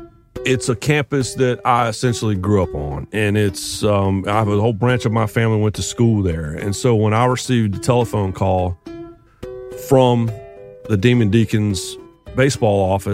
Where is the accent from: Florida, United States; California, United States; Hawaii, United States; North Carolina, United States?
North Carolina, United States; the Triangle of; I grew up in the Triangle of North Carolina.